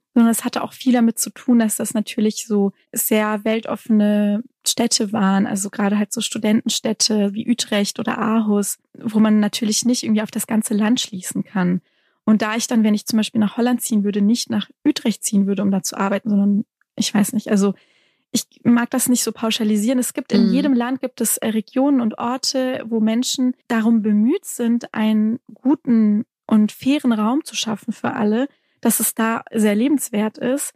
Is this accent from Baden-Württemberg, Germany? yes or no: yes; Lake Constance, Baden-Württemberg, Germany; also born or lived in Stuttgart / Tübingen; ich bin ja hier in Baden-Württemberg aufgewachsen, an der Enns geboren, am Bodensee aufgewachsen, dann später nach Stuttgart